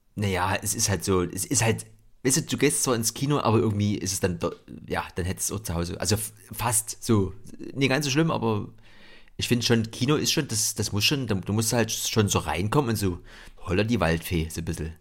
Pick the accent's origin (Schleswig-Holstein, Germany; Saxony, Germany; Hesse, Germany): Saxony, Germany; Dresden; ich bin ja äh, im, im Block aufgewachsen, im Betonblock in Gorbitz